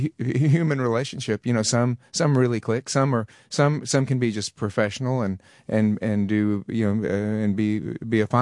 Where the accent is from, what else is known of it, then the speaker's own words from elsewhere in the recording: Texas, United States; be able to represent my home state